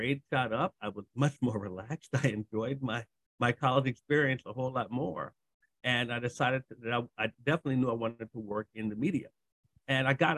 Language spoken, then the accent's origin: English; Maryland, United States; I'm from Maryland.